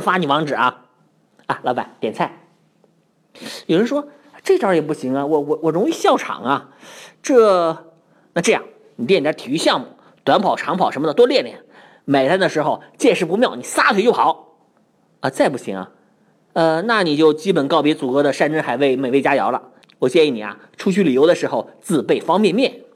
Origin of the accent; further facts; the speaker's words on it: Northeast China, China; 我们东北人都讲究一句话